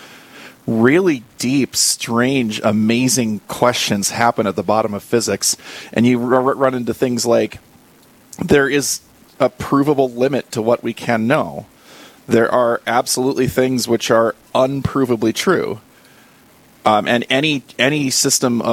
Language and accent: English; Wahpeton, North Dakota, United States; moved away as an adult; also born or lived in Fargo, North Dakota; now in Bismarck, United States; Born in Fargo, North Dakota, from mostly Wahpeton. Followed work out here to Bismarck